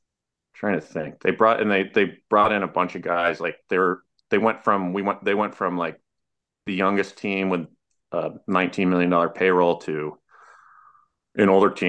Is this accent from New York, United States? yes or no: yes; Syracuse, New York, United States; I grew up in Syracuse